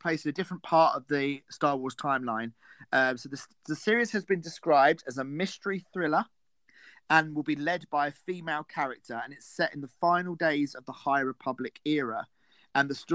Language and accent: English; United Kingdom; I'm British and we are very far ahead of you in time